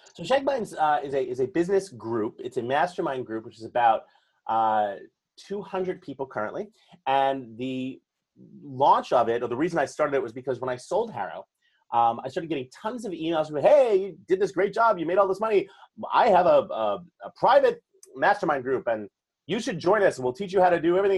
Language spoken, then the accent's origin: English; New York City, New York, United States; born and raised in New York City all my life